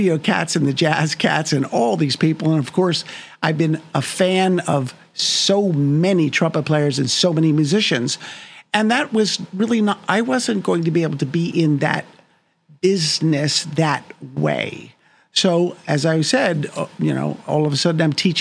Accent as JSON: {"language": "English", "region": "New York", "country": "United States", "tie": "born or raised there", "also_born_or_lived": "New Jersey", "said": "I lived in New York most of my life."}